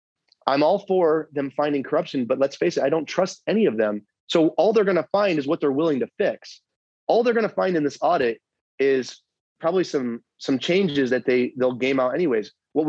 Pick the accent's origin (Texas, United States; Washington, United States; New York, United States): New York, United States; now in Arizona, United States; I came from New York. Many people came from different parts of the country to be here.